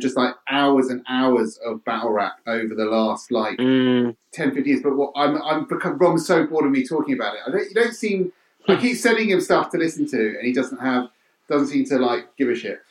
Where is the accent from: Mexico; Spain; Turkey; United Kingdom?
United Kingdom; being British